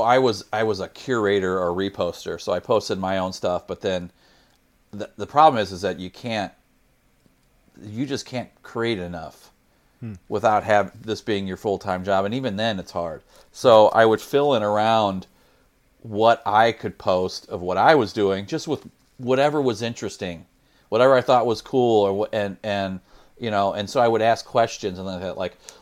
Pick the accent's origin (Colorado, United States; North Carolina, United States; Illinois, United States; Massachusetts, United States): Illinois, United States; moved away as an adult; now in St. Louis, United States; Just outside. I grew up in Illinois in suburbs of St. Louis, basically. Yeah. But I've lived now in St. Louis longer than I lived in Illinois. So I moved in my 20s to Missouri to St. Louis